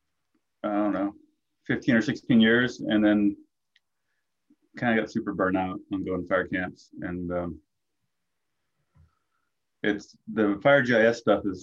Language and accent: English; Lassen County, Northeastern California, United States; I grew up in Lassen County in Northeastern California.